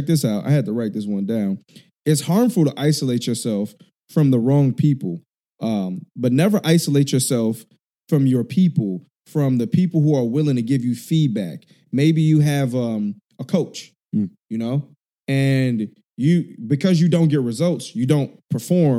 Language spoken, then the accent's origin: English; Chicago, Illinois, United States; now in California, United States; I grew up in Chicago.